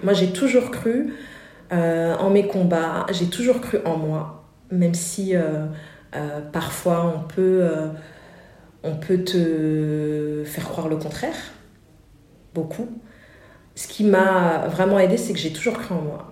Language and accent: French; France; les parents sont venus en France et on est né en France. J'ai grandi au Murau